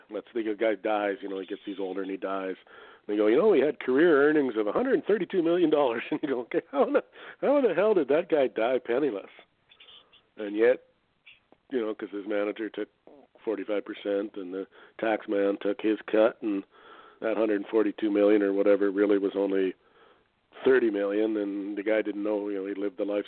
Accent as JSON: {"language": "English", "country": "Canada", "said": "I'm a Canadian"}